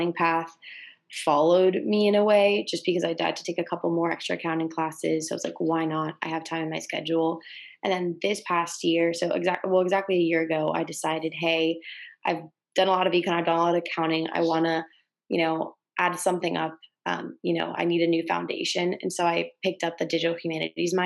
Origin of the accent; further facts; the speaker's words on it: Madrid, Community of Madrid, Spain; also born or lived in Westwood, Los Angeles; now in Los Angeles, United States; I'm originally from Madrid, Spain